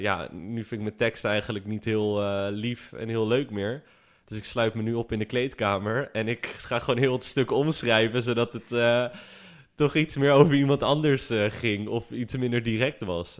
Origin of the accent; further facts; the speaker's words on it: Vlissingen, Zeeland, Netherlands; ik kom uit Vlissingen